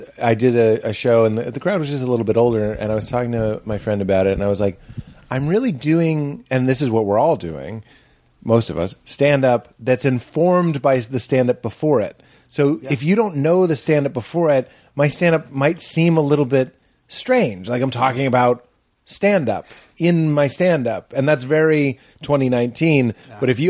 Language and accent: English; Boston, Massachusetts, United States; Boston. I'll out-racist all of you.